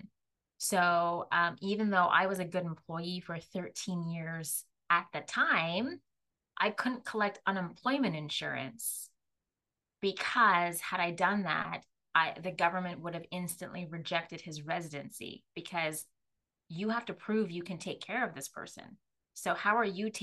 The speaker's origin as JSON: {"language": "English", "country": "Jamaica", "said": "I'm Jamaican Chinese"}